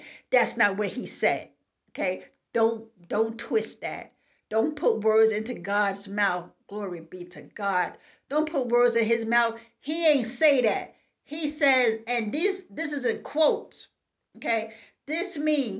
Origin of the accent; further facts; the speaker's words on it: New York City, New York, United States; I am from Brooklyn, New York. This is how I talk.